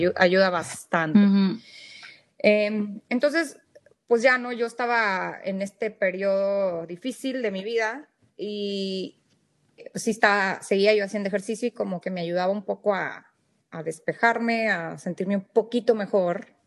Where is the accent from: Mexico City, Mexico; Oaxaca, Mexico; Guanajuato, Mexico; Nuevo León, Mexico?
Nuevo León, Mexico; Monterrey; moved away as an adult; also born or lived in Saltillo / Reynosa; now in McAllen, United States; yo nací en México, soy mexicana, nací en, Monterrey, eh, viví varios años eh, en Saltillo, en Reynosa